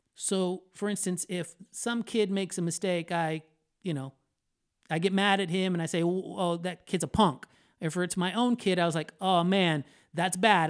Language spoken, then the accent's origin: English; Orlando, Florida, United States; I was born in Orlando, Florida, to Puerto Rican parents